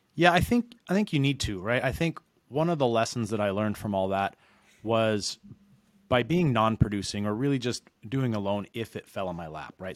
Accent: Reno, Nevada, United States; moved away as an adult; now in San Diego, United States; originally I'm from Reno, Nevada, which is where I started doing mortgages

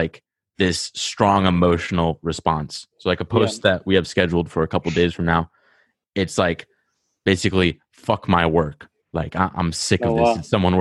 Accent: Rhode Island, United States; accent: Rhode Island; I got like a Rhode Island accent

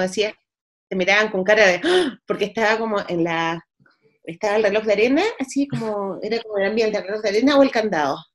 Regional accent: Valparaíso, Chile; born or raised there; moved away

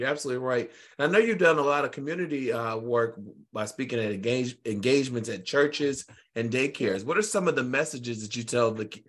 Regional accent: Richmond, Virginia, United States; now in Texas, United States; I'm from Richmond, Virginia myself.

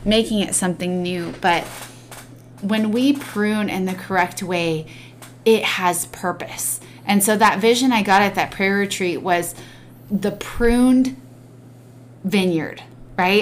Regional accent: Oregon, United States; we grew up in Oregon

